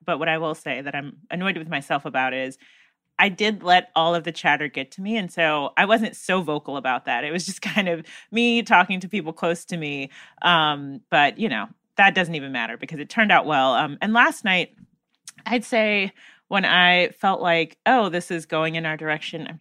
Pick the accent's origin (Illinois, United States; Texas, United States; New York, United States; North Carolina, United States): North Carolina, United States; my home state of North Carolina